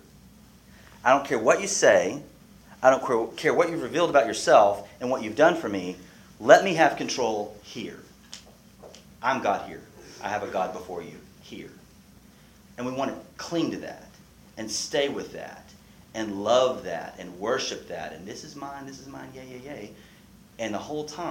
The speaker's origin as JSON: {"language": "English", "country": "United States", "said": "I'm American"}